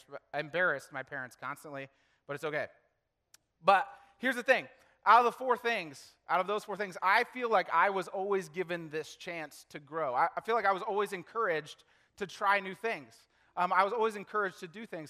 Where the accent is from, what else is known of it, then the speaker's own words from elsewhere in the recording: Lexington, Kentucky, United States; I was born in Lexington, Kentucky